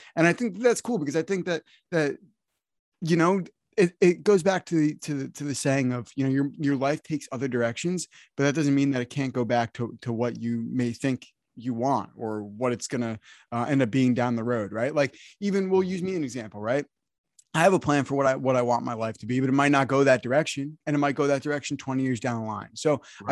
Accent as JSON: {"language": "English", "region": "New Jersey", "country": "United States", "said": "I'm from New Jersey, right? I didn't grow up listening to country music."}